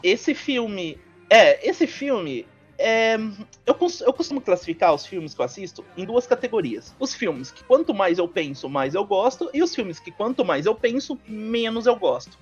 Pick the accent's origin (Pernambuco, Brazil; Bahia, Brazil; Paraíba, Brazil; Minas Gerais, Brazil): Minas Gerais, Brazil; moved away; eu vim de uma cidade minúscula, sabe? Minúscula mesmo. É, sou mineiro